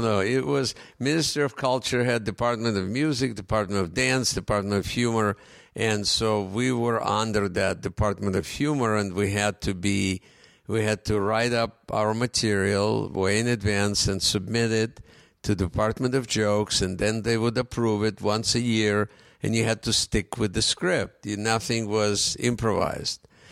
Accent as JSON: {"language": "English", "country": "Ukraine", "also_born_or_lived": "Russia", "first_language": "Russian", "second_language": "English", "moved": "as an adult", "lives_now": "United States", "said": "when I came here, and I didn't speak English"}